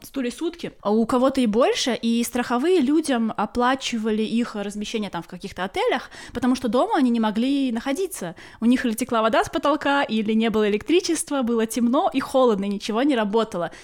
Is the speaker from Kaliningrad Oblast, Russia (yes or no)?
yes; Kaliningrad, Kaliningrad Oblast, Russia; moved away as an adult; now in Corsica, France; я родилась и выросла в Калининграде, и 30 лет своей жизни прожила в Калининграде